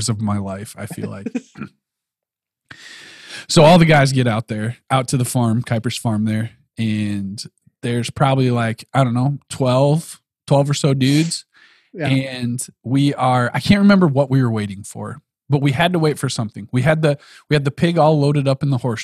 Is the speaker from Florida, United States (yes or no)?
no; South Dakota, United States; we grew up in South Dakota.